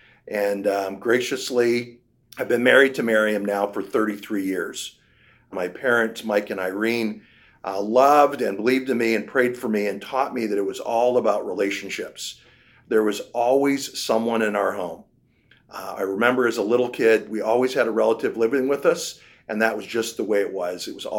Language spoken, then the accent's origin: English; Vancouver, British Columbia, Canada; now in Cincinnati, United States; So I grew up in Vancouver, British Columbia. I was a public school kid.